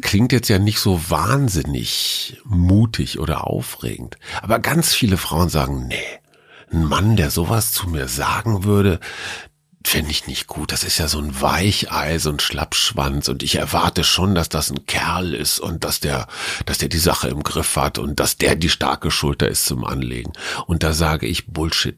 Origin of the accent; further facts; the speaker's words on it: Münster, North Rhine-Westphalia, Germany; als Münsteraner